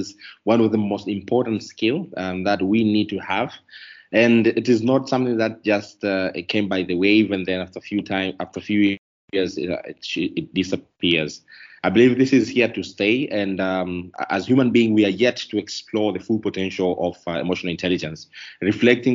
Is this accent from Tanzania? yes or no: yes; Tanzania; also born or lived in Dar es Salaam; I'm coming from Tanzania.